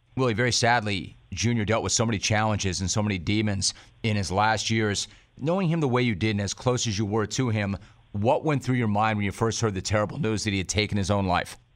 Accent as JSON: {"language": "English", "region": "Southern California", "country": "United States", "tie": "born or raised there", "said": "I'm a SoCal native"}